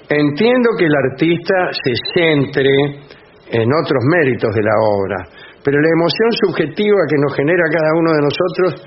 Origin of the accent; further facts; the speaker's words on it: Argentina; la felicidad de ser argentino